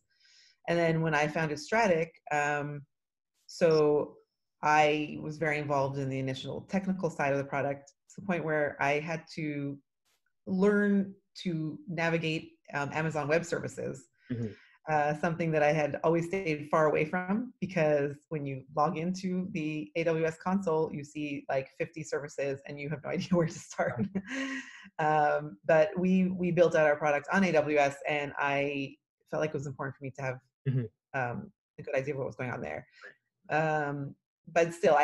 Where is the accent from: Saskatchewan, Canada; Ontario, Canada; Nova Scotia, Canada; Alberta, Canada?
Ontario, Canada; Toronto; now in Israel; I'm actually originally from Toronto, Canada, and I moved to Israel about 26 years ago